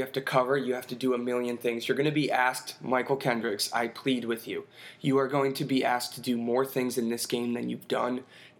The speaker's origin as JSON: {"language": "English", "country": "India", "said": "from India, and I think this is the first time we can be vocal about this"}